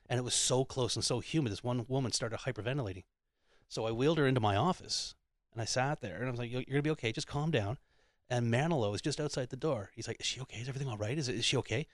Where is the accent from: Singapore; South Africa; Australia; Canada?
Canada; Ottawa, Ontario; also born or lived in Lincoln, United Kingdom / Anglesey, Wales; I grew up in Ottawa